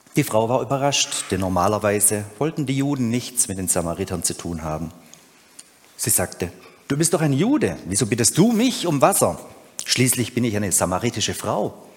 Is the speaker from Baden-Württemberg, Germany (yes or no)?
yes; Urbach, Baden-Württemberg, Germany; bei uns zu Hause in Ober- und Unterurbach